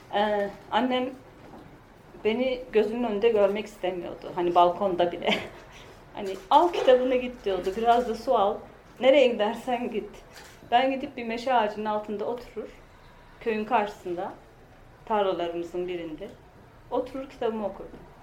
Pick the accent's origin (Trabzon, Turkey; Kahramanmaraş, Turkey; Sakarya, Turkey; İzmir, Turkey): Kahramanmaraş, Turkey; Pazarcık; moved away as an adult; also born or lived in Ankara / Istanbul; Ben Maraş'ta dedim, pazarcıkta.